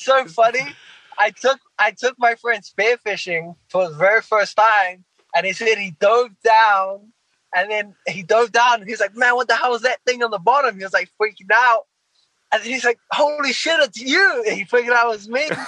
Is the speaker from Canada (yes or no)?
no; New Zealand; now in United States; I'm originally from New Zealand